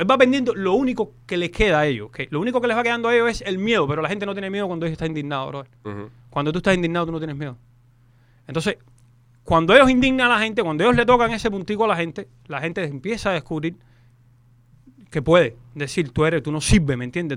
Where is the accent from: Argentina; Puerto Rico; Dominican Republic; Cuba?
Cuba; now in Miami, United States; Los cubanos